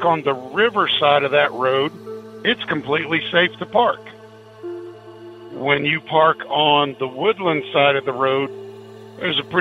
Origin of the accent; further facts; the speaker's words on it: Oklahoma, United States; Back just outside of my hometown is a small town called Ripley, Oklahoma.